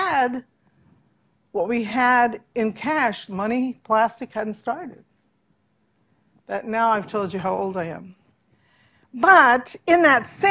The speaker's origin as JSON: {"language": "English", "country": "United States", "tie": "born or raised there", "said": "when I was young here in America as a Christian child"}